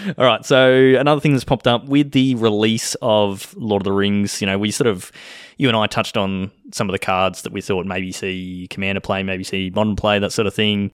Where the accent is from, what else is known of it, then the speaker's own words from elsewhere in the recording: Australia; accent: Australian; I'm speaking Australian